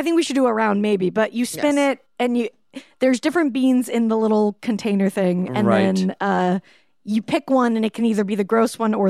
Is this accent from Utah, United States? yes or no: yes; Utah, United States; I'm from Utah also. I didn't grow up Mormon.